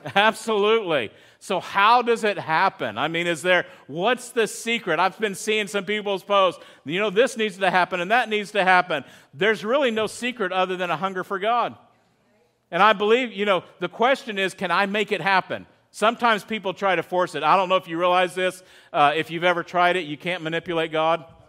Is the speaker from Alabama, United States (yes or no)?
no; Texas, United States; moved away as an adult; now in California, United States; I'm from Texas